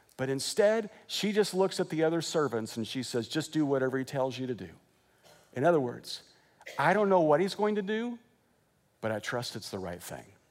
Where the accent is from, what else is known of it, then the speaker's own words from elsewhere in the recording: Wichita, Kansas, United States; moved away as an adult; also born or lived in Joplin, Missouri / Lexington, Kentucky; now in California, United States; I grew up in Wichita.